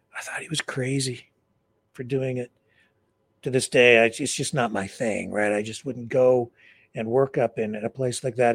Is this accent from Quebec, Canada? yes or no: no; London, Ontario, Canada; in my hometown, London. They called it the Western Fair